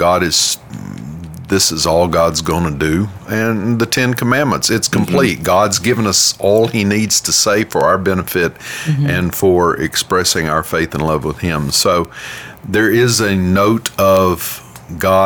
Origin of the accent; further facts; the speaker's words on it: Louisiana, United States; We're from Louisiana